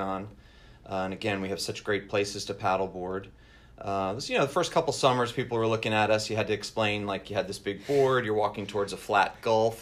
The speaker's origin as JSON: {"language": "English", "area": "Long Island", "region": "New York", "country": "United States", "tie": "born or raised there", "moved": "as an adult", "said": "I'm originally from north the Northeast, so I grew up in New York"}